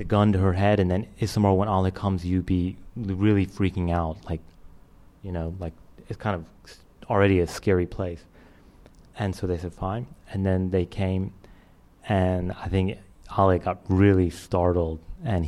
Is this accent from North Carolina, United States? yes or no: yes; Winston-Salem, North Carolina, United States; my hometown of Winston-Salem, North Carolina